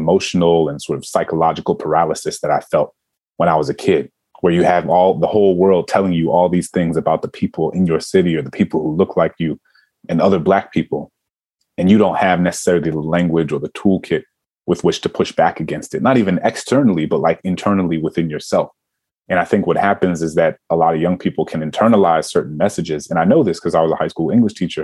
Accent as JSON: {"language": "English", "town": "New Orleans", "region": "Louisiana", "country": "United States", "tie": "born or raised there", "said": "me growing up in New Orleans at a time when, you know, we were called the murder capital of the nation"}